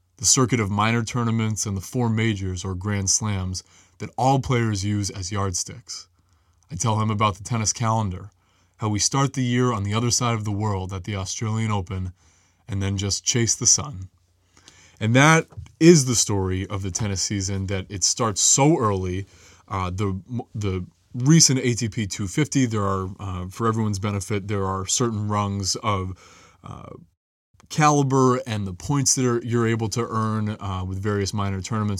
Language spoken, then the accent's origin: English; New England, United States; growing up in New England